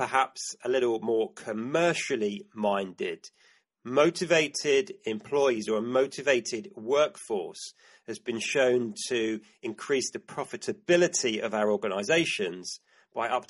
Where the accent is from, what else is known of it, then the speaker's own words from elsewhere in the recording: United Kingdom; my home country, the UK